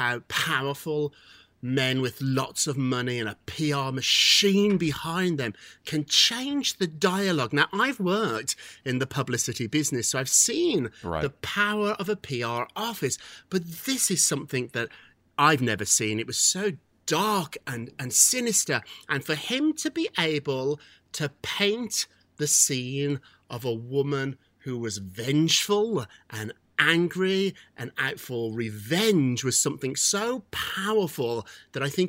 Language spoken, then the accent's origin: English; United Kingdom